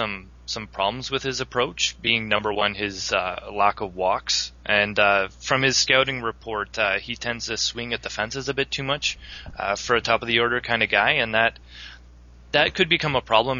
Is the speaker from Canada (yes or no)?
yes; Canada